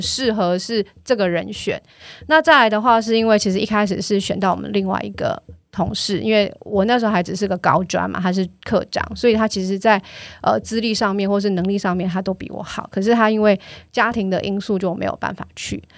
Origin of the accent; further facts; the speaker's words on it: Tainan, Taiwan; 我的家乡是在台南，那爸妈希望我工作之后就回去，所以我回去之后就是在台南找工作